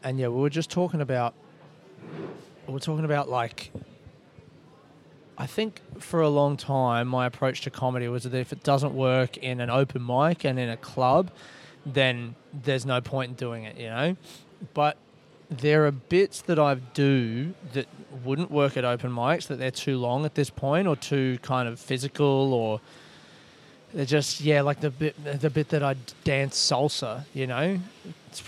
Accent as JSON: {"language": "English", "country": "Australia", "said": "I'm from Australia."}